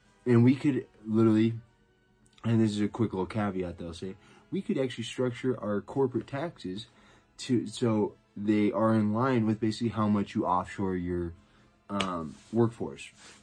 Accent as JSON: {"language": "English", "town": "Denver", "region": "Colorado", "country": "United States", "said": "I'm a writer from Denver, Colorado. A proud American."}